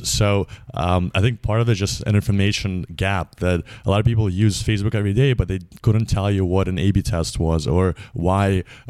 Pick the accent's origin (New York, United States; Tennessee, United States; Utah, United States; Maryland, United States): New York, United States; I grew up in New York, where a lot of my friends' parents were in finance.